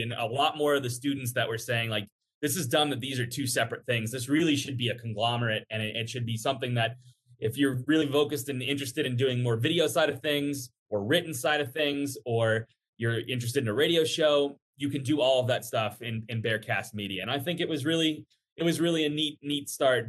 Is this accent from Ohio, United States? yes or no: yes; Cincinnati, Ohio, United States; also born or lived in Buffalo, New York; I grew up in Cincinnati